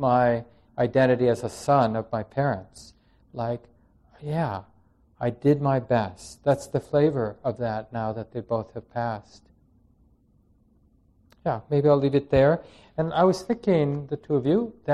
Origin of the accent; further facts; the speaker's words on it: Minneapolis, Minnesota, United States; moved away as an adult; also born or lived in New York City; I never wanted to come back to Minneapolis. I grew up in Minneapolis